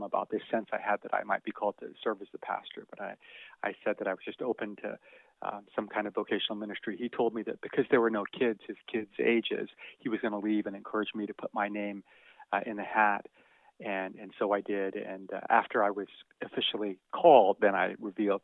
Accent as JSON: {"language": "English", "country": "Canada", "tie": "born or raised there", "also_born_or_lived": "Tokyo, Japan / England", "said": "ended up in Canada as a family when I was about 8 years old"}